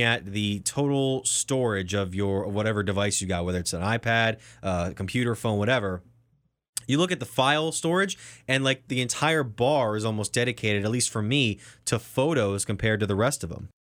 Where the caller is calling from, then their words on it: Cleveland, Ohio, United States; I'm calling actually from Cleveland